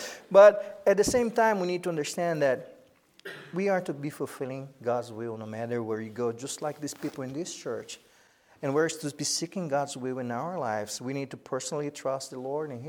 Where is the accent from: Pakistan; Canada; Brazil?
Brazil; English is a second language; moved away as an adult; also born or lived in United States; Sherry and I knew we had to go back to Brazil